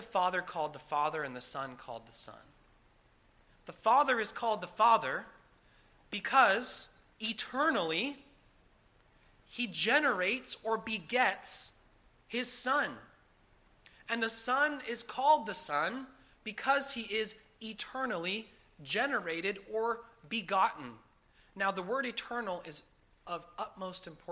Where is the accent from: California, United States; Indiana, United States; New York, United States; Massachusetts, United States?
Massachusetts, United States; I come from Massachusetts. That's where I'm from. It's where I was born